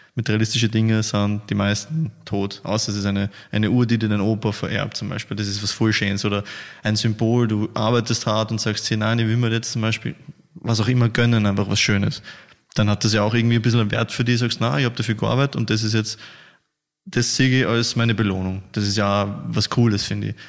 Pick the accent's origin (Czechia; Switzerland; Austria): Austria; bei uns in Österreich